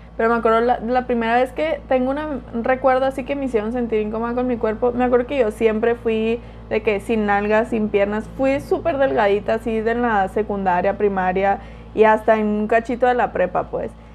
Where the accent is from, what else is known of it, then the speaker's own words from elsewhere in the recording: Culiacán, Sinaloa, Mexico; also born or lived in Mérida; Y soy de Culiacán, vivo en Culiacán